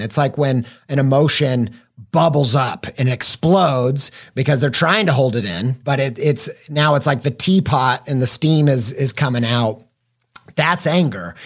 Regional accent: Midwest, United States; I grew up in the Midwest

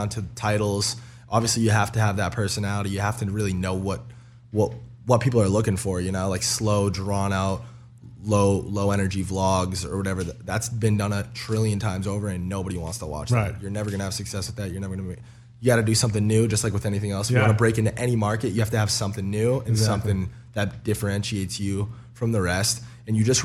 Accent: Lowell, Massachusetts, United States; I was just randomly from Lowell, Mass

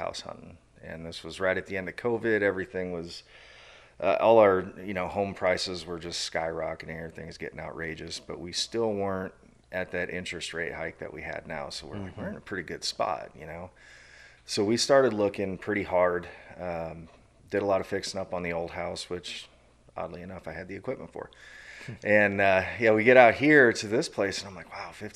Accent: Iowa, United States; I grew up in Iowa. I am a prototypical farm kid.

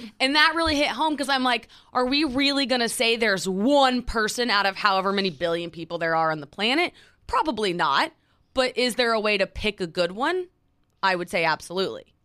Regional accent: Oklahoma, United States; moved away as an adult; now in New York City, United States; we're from Oklahoma

